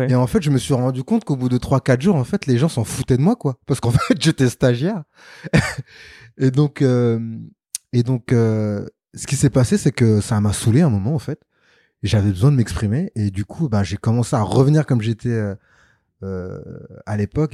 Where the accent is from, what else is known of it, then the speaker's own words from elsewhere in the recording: Sarcelles, Île-de-France, France; j'ai grandi en banlieue, à Sarcelles, donc dans le 95, donc Val d'Oise